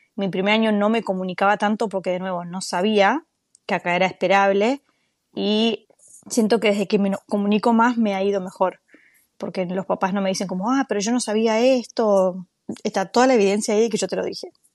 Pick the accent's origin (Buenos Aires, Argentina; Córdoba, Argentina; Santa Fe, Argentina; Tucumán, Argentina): Buenos Aires, Argentina; moved away as an adult; now in United States; soy de Buenos Aires, Argentina